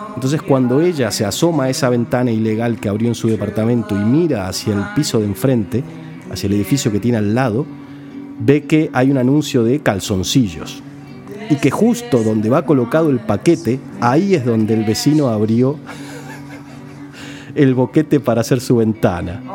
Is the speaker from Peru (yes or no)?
no; Argentina; somos los argentinos